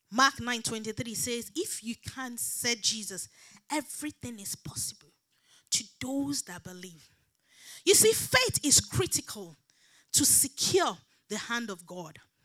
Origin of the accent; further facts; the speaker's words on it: Nigeria; moved away; I grew up back in Nigeria